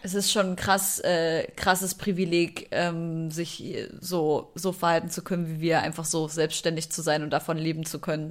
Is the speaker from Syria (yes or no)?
yes; Syria; now in Germany; Ich komme aus Syrien